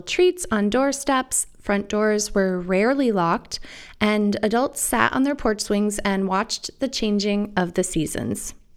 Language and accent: English; Iowa, United States; moved away as an adult; also born or lived in Arizona; the relaxed community centric world I grew up in and the big city paradigm that I went to medical school in was particularly apparent to me when I moved from the Midwest to Arizona for medical school. Picture Iowa in the 80s and 90s